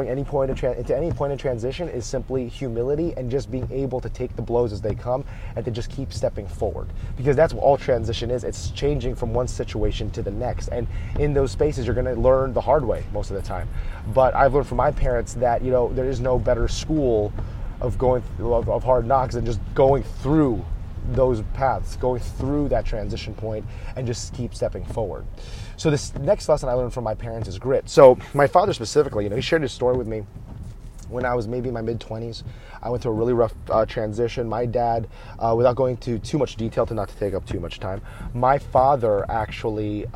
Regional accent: United States; they've grown up more than half their adult lives here in the United States where they raised me

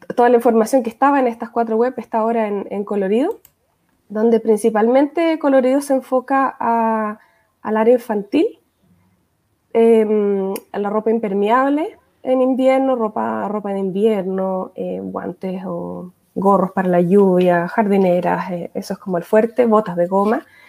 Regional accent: Valdivia, Los Ríos, Chile; now in Austria; me nací y crié en Valdivia

